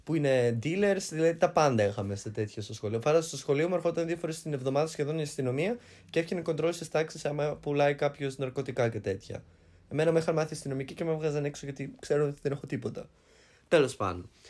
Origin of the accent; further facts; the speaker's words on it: Greece; now in Germany; από το χωριό μου